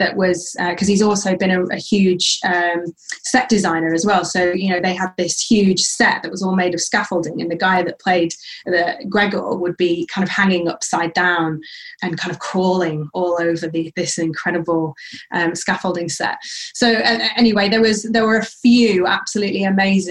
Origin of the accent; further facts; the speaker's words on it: Sheffield, Yorkshire and the Humber, United Kingdom; moved away as an adult; also born or lived in Manchester / London; now in Central Coast, Australia; I grew up in Sheffield, as you said, which is in South Yorkshire in the UK.